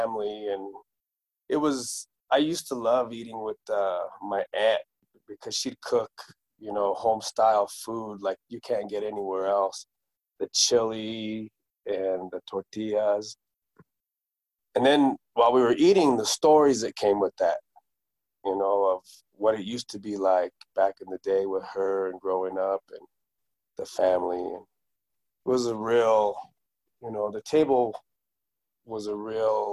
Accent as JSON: {"language": "English", "region": "New Mexico", "country": "United States", "tie": "born or raised there", "also_born_or_lived": "Southern Colorado", "moved": "yes", "lives_now": "Denver, United States", "said": "I was raised in New Mexico"}